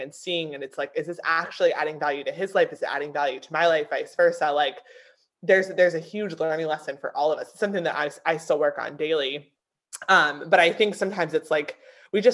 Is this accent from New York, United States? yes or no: no; Pennsylvania, United States; moved away as an adult; now in South Carolina, United States; I grew up in a small town in Pennsylvania